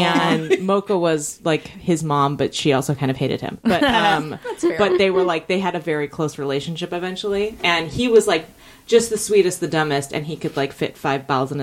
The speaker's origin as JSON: {"language": "English", "town": "Alameda", "region": "California", "country": "United States", "tie": "born or raised there", "said": "I grew up in Alameda"}